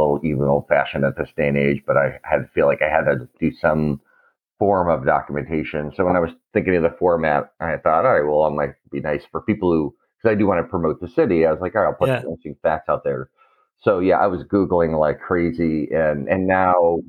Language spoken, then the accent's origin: English; Detroit, Michigan, United States; as a kid growing up in Detroit